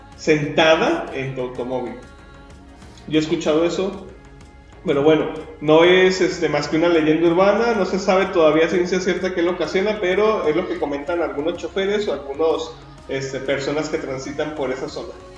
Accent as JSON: {"language": "Spanish", "town": "Guadalajara", "region": "Jalisco", "country": "Mexico", "said": "los que somos de Guadalajara"}